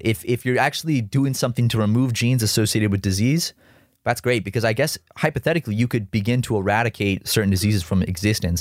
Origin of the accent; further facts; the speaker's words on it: South Carolina, United States; growing up in South Carolina, uh, as a kid